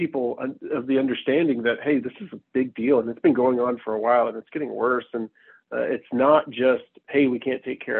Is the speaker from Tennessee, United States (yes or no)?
yes; Knoxville, Tennessee, United States; moved away as an adult; also born or lived in South Carolina / Virginia / Washington / North Carolina; now in Bellevue, United States; I was born and raised in East Tennessee, Knoxville, to be exact